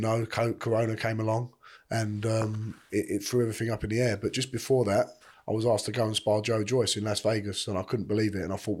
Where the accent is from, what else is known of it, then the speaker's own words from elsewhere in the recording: London, United Kingdom; now in Chelmsford, United Kingdom; I always say we're from East London, but we're really in Essex way, in Chelmsford or something like that.